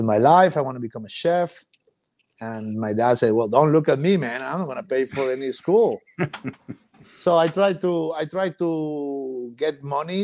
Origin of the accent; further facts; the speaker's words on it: Mazatlán, Sinaloa, Mexico; moved away as an adult; also born or lived in London, United Kingdom / Monterrey, Mexico; Mazatlán is my hometown. I grew up here.